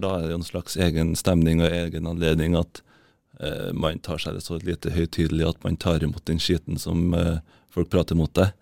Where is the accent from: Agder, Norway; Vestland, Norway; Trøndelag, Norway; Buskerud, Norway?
Trøndelag, Norway; Klæbu; jeg kommer jo fra Klæbu egentlig